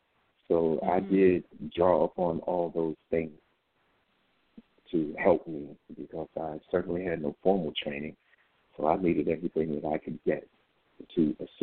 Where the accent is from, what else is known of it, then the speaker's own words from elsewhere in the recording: Jackson, Tennessee, United States; In Jackson, Tennessee.